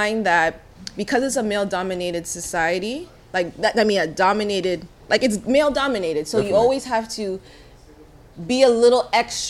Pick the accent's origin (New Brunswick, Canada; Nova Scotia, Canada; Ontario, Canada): Ontario, Canada; Brampton; I'm from Brampton